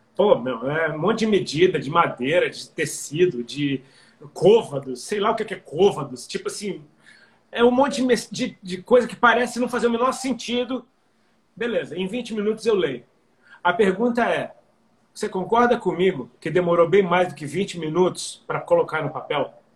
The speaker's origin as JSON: {"language": "Portuguese", "country": "Brazil", "said": "nós somos brasileiros"}